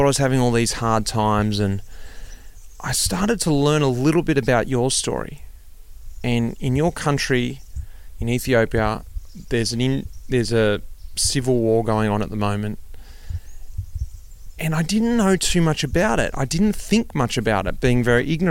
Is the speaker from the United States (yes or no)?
no; Australia; moved away; I'm an Australian, I'm over here, I don't get to see my extended family